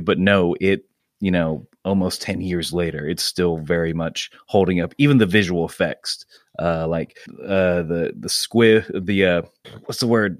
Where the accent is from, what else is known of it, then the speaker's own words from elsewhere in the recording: Georgia, United States; moved away as an adult; also born or lived in Muncie, Indiana / Idaho; now in Pittsburgh, United States; my family moved to Georgia. That's where I mainly grew up, up until I was, uh, twenty